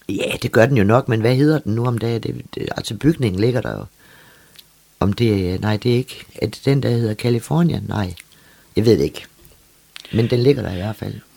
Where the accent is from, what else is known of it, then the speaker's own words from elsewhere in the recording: Læsø, North Denmark Region, Denmark; Så jeg endte jo så på Læsø ved min mormor